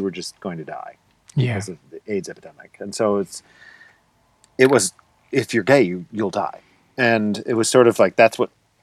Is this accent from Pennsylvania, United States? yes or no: yes; Scranton, Pennsylvania, United States; moved away; also born or lived in Rochester, New York; I grew up in Scranton and I went to college in Scranton and I stayed in the closet in Scranton.